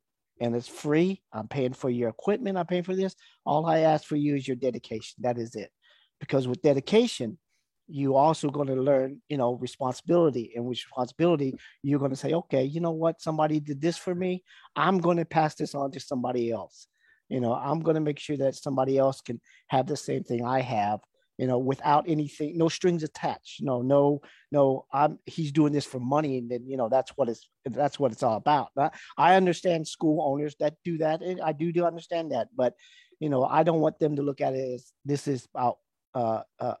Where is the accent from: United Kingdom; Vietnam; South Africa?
Vietnam; I was born in Vietnam. My mother is, you know, Vietnamese, and my dad was an American soldier